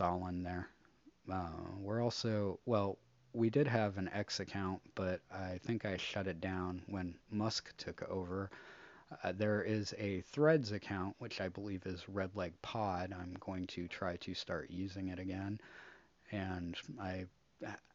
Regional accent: United States; as an American

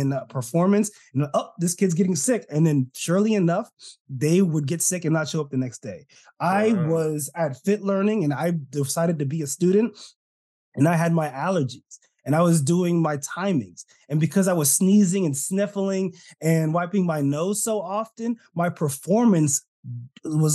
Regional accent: California, United States; I'm Californian. Apparently, Californians don't say our T's.

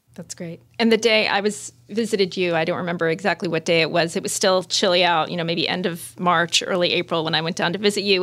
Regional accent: Manchester, Vermont, United States; I grew up in Manchester in southern Vermont

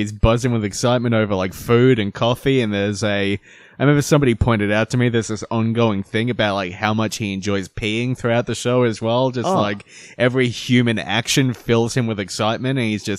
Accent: Philadelphia, Pennsylvania, United States; I'm from Philadelphia.

